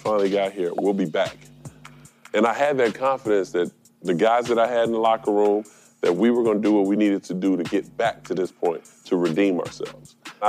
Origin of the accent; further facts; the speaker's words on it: Chicago, Illinois, United States; I'm from Chicago.